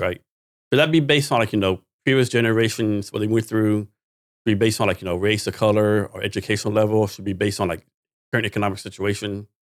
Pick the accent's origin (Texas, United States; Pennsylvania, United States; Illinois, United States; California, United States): Texas, United States; I'm from Texas too, right? Born and raised.